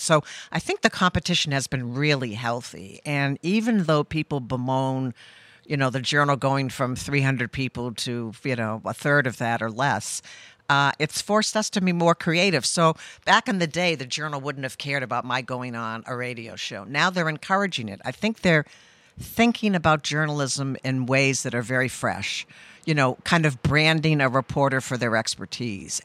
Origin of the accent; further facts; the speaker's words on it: Cape Cod, Massachusetts, United States; moved away as an adult; also born or lived in Oregon; now in Rhode Island, United States; I grew up on the Cape and went to college in Oregon